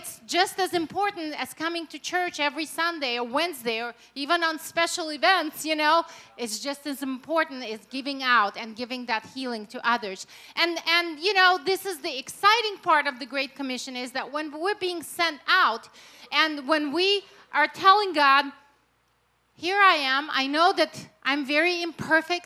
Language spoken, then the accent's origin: English; Russia; English is a second language; now in United States; I was born and raised in Russia, in the former Soviet Union